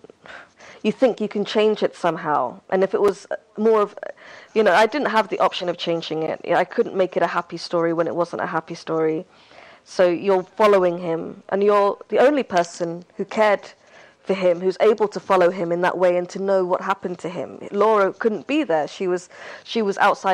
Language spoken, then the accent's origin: English; Hargeisa, Somaliland, Somalia; moved away; my hometown, Hargeisa, which is the capital of that republic.